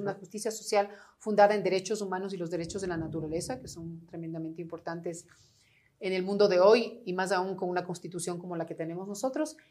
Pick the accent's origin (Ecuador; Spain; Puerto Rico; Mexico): Ecuador; La Floresta, Pichincha; la casa de la floresta que te digo, donde yo nací